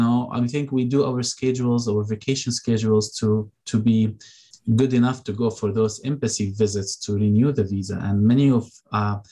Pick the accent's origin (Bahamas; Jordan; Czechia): Jordan; now in Michigan, United States; I'm from Jordan. So I go back to Jordan.